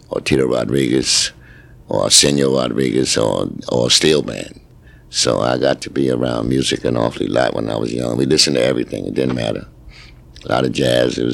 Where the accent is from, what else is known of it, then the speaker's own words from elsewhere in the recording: New York City, New York, United States; my parents is from the Caribbean, but I was born in New York City in Harlem